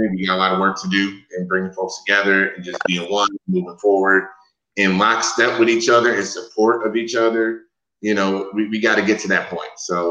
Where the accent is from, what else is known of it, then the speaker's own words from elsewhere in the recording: Wisconsin, United States; now in Texas, United States; I am from Wisconsin and I live in Texas right now.